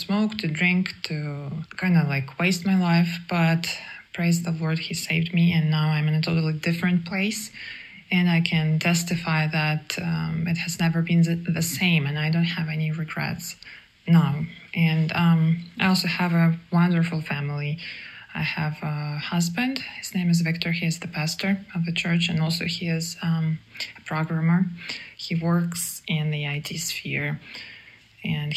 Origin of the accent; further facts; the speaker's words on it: Kharkiv, Kharkiv Oblast, Ukraine; also born or lived in Kyiv; I'm from Kharkiv, Ukraine. It's the eastern Ukraine.